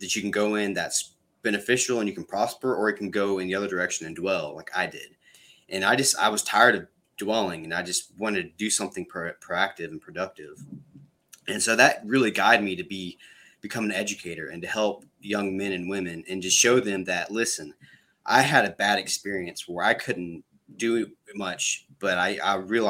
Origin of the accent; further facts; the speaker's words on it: Panama City Beach, Florida, United States; I'm from Panama City Beach, Florida